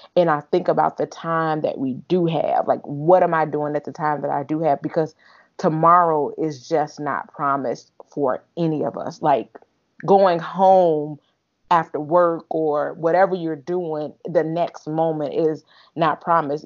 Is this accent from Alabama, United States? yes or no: yes; Alabama, United States; moved away; from Alabama, where I'm originally from